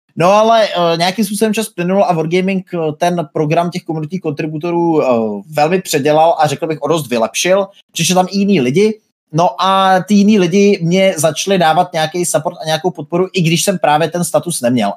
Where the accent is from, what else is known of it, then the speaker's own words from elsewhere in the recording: Brno, South Moravian Region, Czechia; now in Plzeň, Czech Republic; původně jsem z Brna, teďka už bydlím nějakou dobu v Plzni